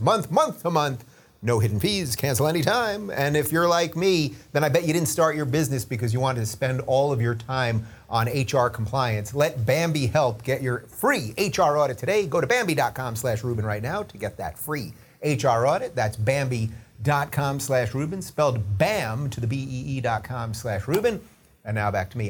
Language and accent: English; Long Island, New York, United States; moved away; I grew up in Long Island, spent my formative years in Long Island